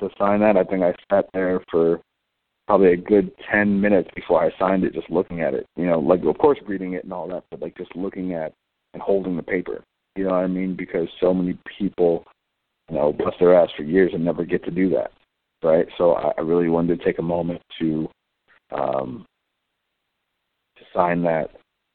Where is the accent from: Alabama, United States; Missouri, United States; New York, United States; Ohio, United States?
Ohio, United States; Cleveland; Growing up in Cleveland, especially on the east side of Cleveland